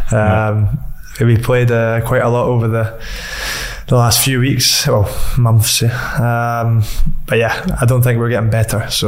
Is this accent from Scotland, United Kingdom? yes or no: yes; Dunfermline, Scotland, United Kingdom; Uh, Dunfermline.